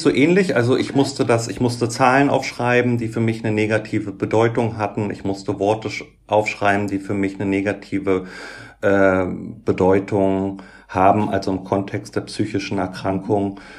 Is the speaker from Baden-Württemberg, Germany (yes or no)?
no; Göttingen, Lower Saxony, Germany; moved away as an adult; also born or lived in Berlin; bin dann aber wieder zurück in meine Heimatstadt Göttingen